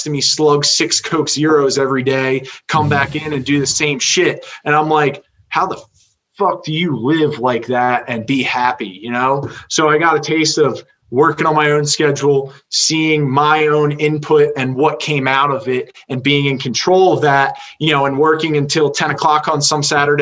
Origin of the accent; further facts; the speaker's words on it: Medford, United States; I grew up in Medford